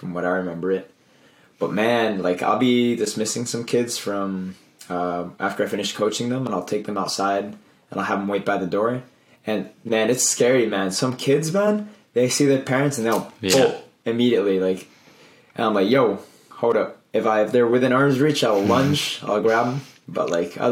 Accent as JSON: {"language": "English", "country": "Colombia", "tie": "born or raised there", "moved": "yes", "said": "I grew up in Colombia"}